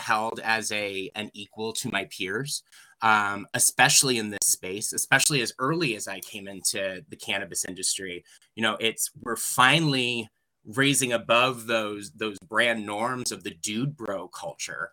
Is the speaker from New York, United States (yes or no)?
yes; New York, United States; moved away as an adult; also born or lived in Colorado; here in my home state